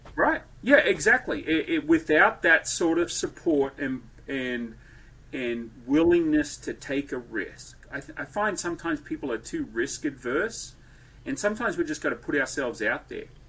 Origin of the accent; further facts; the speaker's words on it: Australia; moved away as an adult; also born or lived in Wichita, Kansas / Bowling Green; now in Franklin, United States; Born and raised in Australia